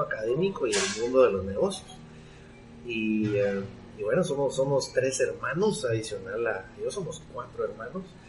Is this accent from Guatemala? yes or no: yes; Guatemala; yo soy guatemalteco, eh, chapín hecho en Guatemala